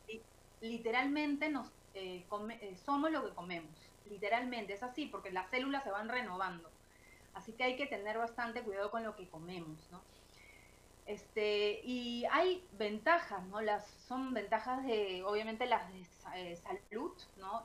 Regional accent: Peru

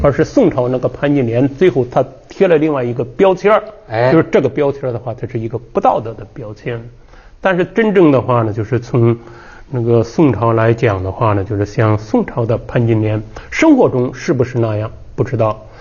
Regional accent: Henan, China; 广美祖上的话呢，也是我们河南人

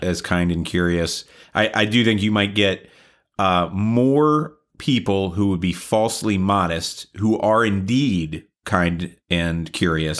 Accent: the South, United States; I grew up in the South

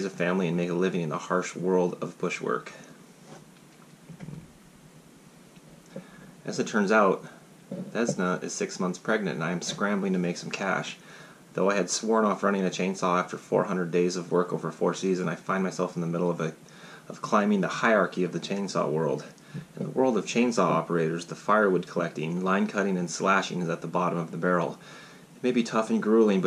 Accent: Alaska, United States; growing up in Alaska and all the stories that I, all the trouble I try to get into out there.

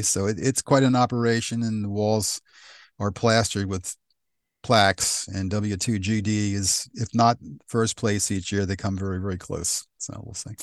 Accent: West Chester, Pennsylvania, United States; also born or lived in Downingtown, Pennsylvania; I was born in Westchester, uh, what was Memorial Hospital, which no longer exists.

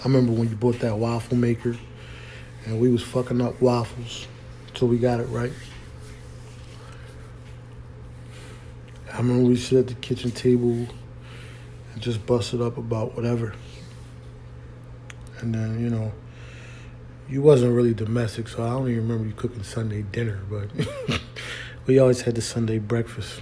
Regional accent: Philadelphia, Pennsylvania, United States; moved away as an adult; also born or lived in Washington, D.C.; although I was raised in Philly, I became a man in D.C.

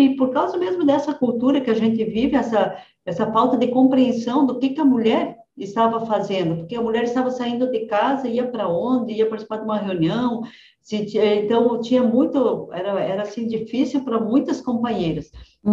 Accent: Francisco Beltrão, Paraná, Brazil; also born or lived in Rio Grande do Sul; E eu sou do, de Francisco Beltrão, na verdade nasci no Rio Grande, mas vim para Francisco Beltrão, no sudoeste do Paraná, com três anos de idade.

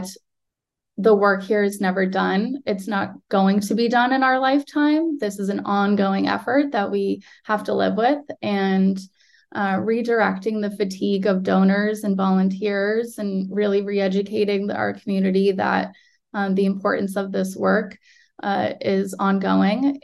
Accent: Mashpee, Massachusetts, United States; I grew up in Papanesset Bay my entire life

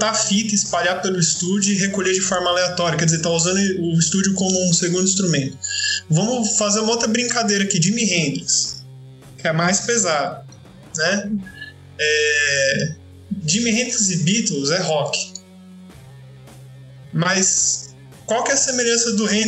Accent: São Paulo, Brazil; also born or lived in Franca; eu tô no interior aqui em Franca, mas enfim, eu sou paulistano

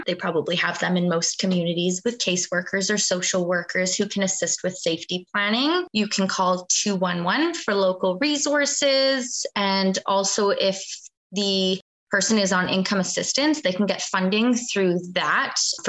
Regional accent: Fort St. John, British Columbia, Canada; So I was born and raised in Fort St. John. Always had intentions on staying here. I love this town.

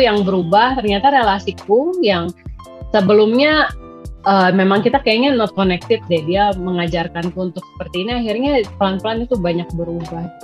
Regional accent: Indonesia; kita lahir di Indonesia yang negara berkembang

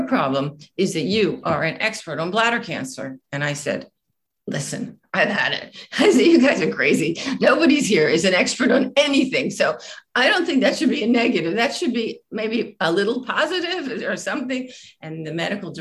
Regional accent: United States; moved away; also born or lived in Italy; being an American woman

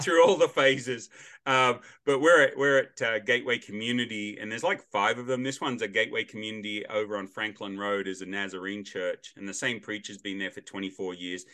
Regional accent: Australia; now in United States; as an Australian

